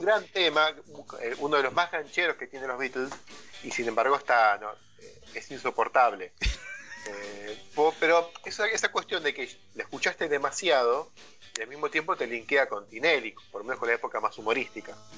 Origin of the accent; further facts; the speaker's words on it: Argentina; nosotros somos argentinos y tenemos promedio de edad, cuarenta y pico de años